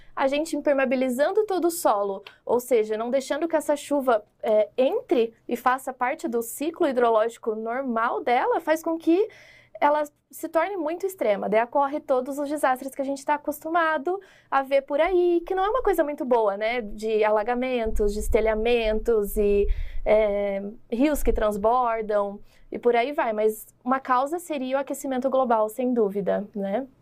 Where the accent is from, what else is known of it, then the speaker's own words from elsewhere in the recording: Londrina, Paraná, Brazil; moved away; Eu sou lá de Londrina, né? Então eu fiz meu mestrado, minha graduação, eu cresci lá